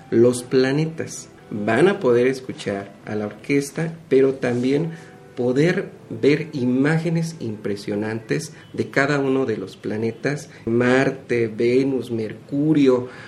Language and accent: Spanish; Mexico